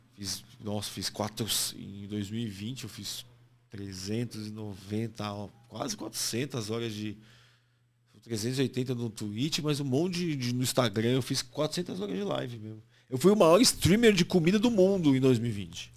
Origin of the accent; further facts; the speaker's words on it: Santos, São Paulo, Brazil; moved away as an adult; now in São Paulo, Brazil; a infância que crescendo em Santos